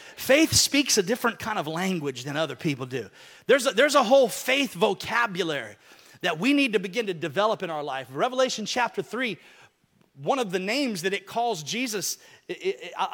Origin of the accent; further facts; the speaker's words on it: Alabama, United States; moved away; when I was growing up in Alabama